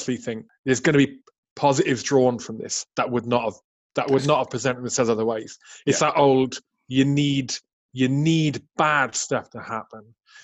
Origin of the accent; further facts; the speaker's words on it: Welsh Valleys, Wales, United Kingdom; I grew up, mate, I grew up in the Welsh Valleys